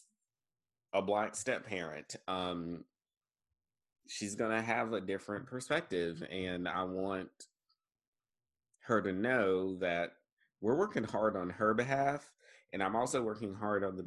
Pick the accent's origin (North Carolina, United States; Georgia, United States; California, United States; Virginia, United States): North Carolina, United States; Eastern; now in Jackson County, North Carolina, United States; I am from Eastern North Carolina and grew up in a different kind of systemic racist culture